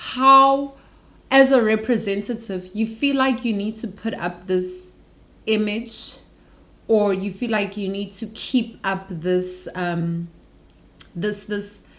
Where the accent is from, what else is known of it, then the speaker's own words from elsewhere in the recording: Pretoria, Gauteng, South Africa; moved away as an adult; also born or lived in Johannesburg; now in South Korea; I'm from Pretoria, and then I moved to Joburg when I was 19, for university